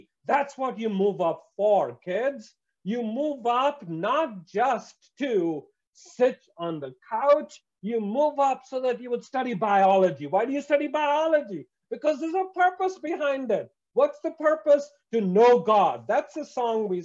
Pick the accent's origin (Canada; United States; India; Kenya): India; I come from India